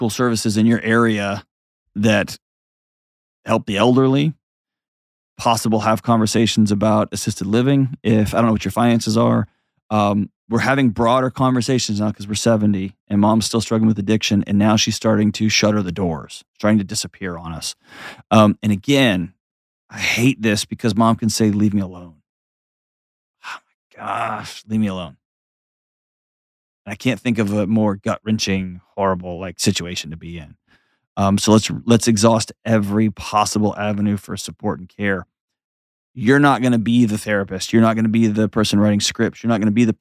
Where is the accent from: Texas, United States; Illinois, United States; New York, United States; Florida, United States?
Texas, United States; now in Tennessee, United States